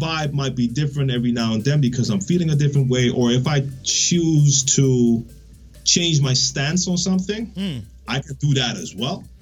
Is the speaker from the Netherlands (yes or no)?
yes; Netherlands; English is a second language; I'm from the Netherlands